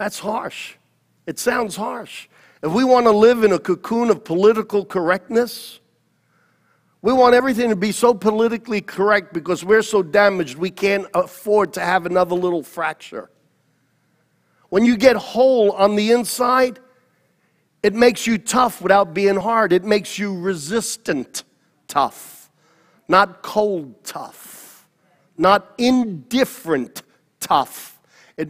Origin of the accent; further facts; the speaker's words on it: New York City, New York, United States; I was born in Queens in Flushing Meadows Hospital. I went to PS32